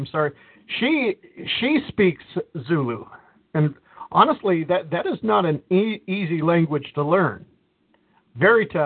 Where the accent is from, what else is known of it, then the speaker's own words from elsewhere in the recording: Detroit, Michigan, United States; I'm from Detroit.